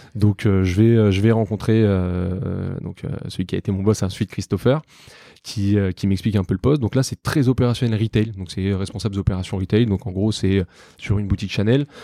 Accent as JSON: {"language": "French", "town": "Paris", "region": "Île-de-France", "country": "France", "tie": "born or raised there", "said": "je suis né, j'ai grandi à Paris, dans le 12e arrondissement."}